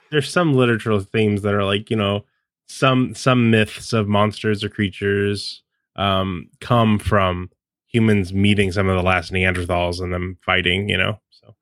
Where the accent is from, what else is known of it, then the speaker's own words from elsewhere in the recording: the West, United States; I grew up in the West